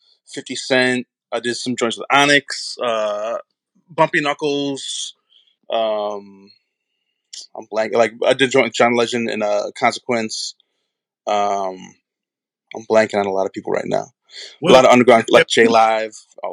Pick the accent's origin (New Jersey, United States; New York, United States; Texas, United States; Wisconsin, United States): Wisconsin, United States; Madison; Madison, Wisconsin, originally.